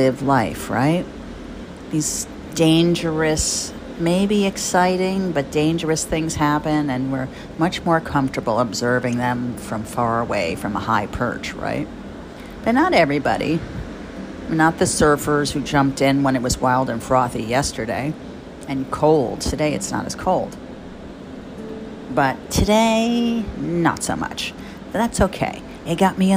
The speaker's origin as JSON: {"language": "English", "area": "Jersey Shore", "region": "New Jersey", "country": "United States", "tie": "born or raised there", "also_born_or_lived": "Bradley Beach / Rumson", "said": "I grew up on the Jersey Shore"}